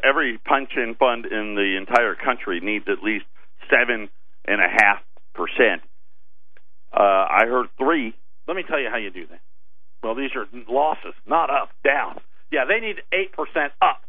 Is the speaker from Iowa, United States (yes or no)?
yes; Iowa, United States; moved away; I'm from Iowa originally